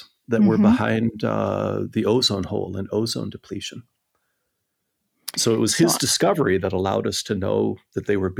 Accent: southern Minnesota, United States; moved away as an adult; also born or lived in Pasadena; now in Copenhagen, Denmark; I come from a small town in Minnesota, in southern Minnesota. My father was a Presbyterian minister there, and I guess I grew up influenced by him and by my older siblings. And I'm the youngest of 5 children.

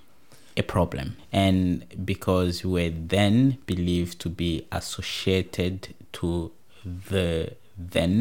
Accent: DR Congo; now in Tasmania, Australia; we do come from the same province.

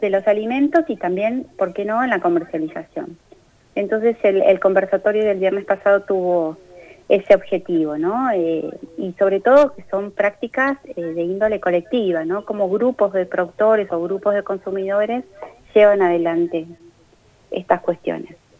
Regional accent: Argentina

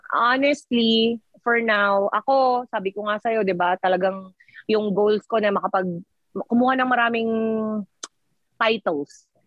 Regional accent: Philippines; accent: Filipino; moved away as an adult; I-Pilipino eh, nga kami.

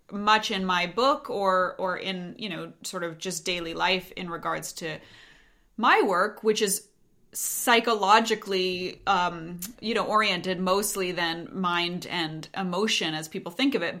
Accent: Montana, United States; I grew up in Montana

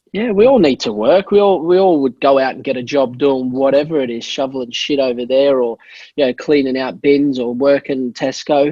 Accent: Australia; I was born and raised in Australia, so I'm dinky die Aussie.

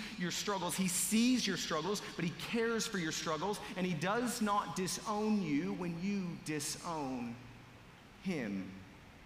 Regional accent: Montana, United States; I'm from Montana

